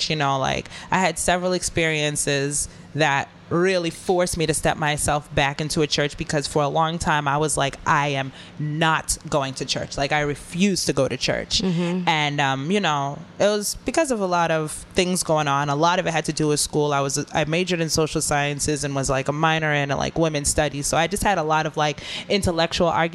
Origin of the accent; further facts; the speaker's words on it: Boston, Massachusetts, United States; I'm from Boston.